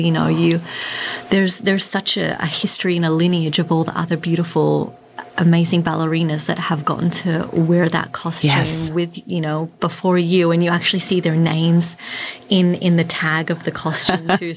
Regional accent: Australia; moved away; growing up in Australia

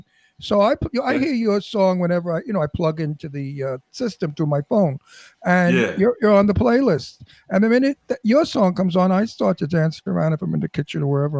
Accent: New York City, New York, United States; also born or lived in Florida; I was born in the Red Hook Projects in Brooklyn. I'm a project boy.

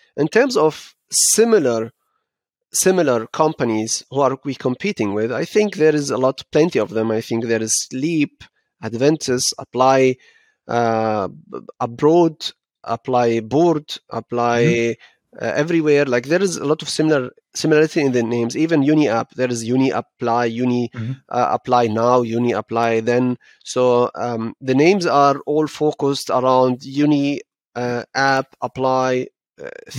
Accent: Frankfurt, Hesse, Germany; Frankfurt is home, and um, this is how uh, how I was was raised

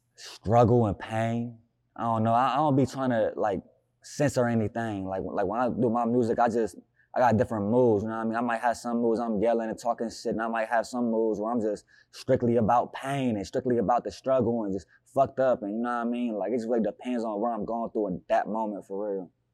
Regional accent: Newark, Ohio, United States; I'm from Newark

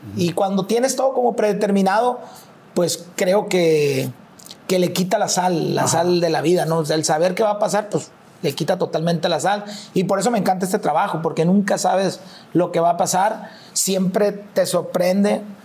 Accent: Mazatlán, Sinaloa, Mexico; nací en Mazatlán y en Mazatlán, literal, en tono de, de, chiste, el que no es policía es, es músico pues

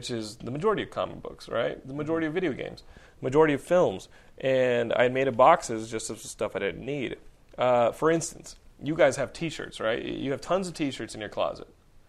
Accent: Austin, Texas, United States; In the 90s, when I was growing up in Austin, well, in high school, I would go to UT.

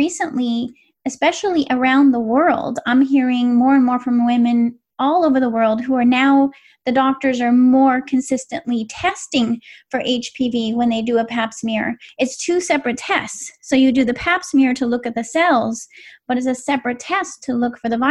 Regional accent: West Coast, United States; I grew up on the West Coast

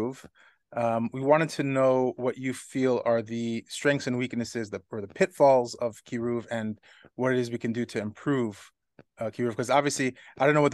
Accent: New York City, New York, United States; I'm Kew Gardens.

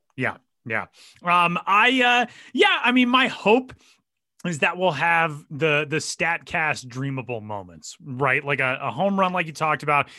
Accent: Denver, Colorado, United States; my hometown and the place where I am currently sitting in Denver, Colorado

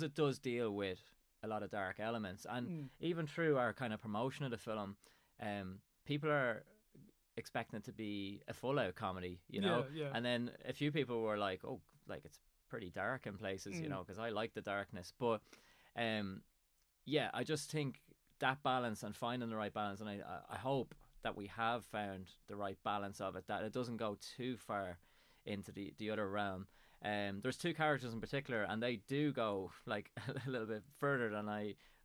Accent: Drogheda, Leinster, Ireland; now in Dundalk, Ireland; I live in Dundalk and I'm originally from Drogheda.

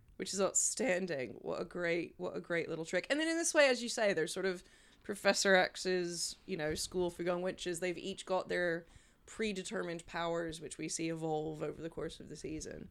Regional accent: Memphis, Tennessee, United States; from my hometown, Memphis

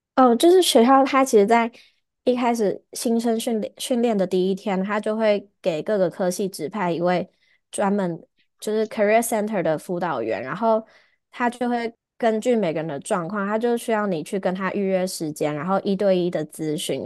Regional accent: Taiwan; moved away as an adult; now in New York, United States; 只有我一个台湾人

